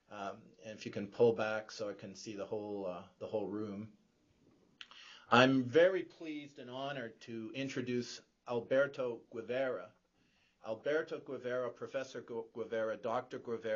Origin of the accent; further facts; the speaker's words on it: Canada; that as Canadian citizens, we don't use healthcare as a point of division between rich and poor.